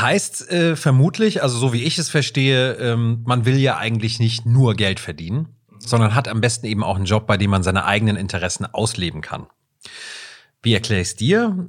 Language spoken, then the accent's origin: German; Southern Germany, Germany; da, wo ich herkomme, in Süddeutschland